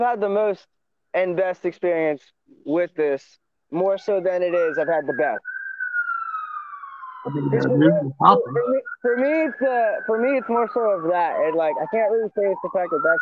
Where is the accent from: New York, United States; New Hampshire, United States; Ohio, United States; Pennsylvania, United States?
New York, United States; New York City; moved away; I was born in Southside, Co-op City, Bronx